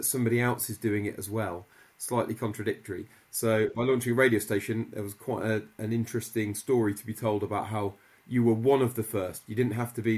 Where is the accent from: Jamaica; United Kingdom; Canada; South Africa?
United Kingdom; Midlands; I grew up in the Midlands